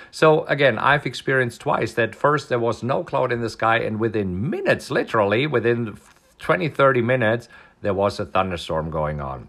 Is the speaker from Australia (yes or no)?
no; Germany; moved away; this is food that I grew up on in Germany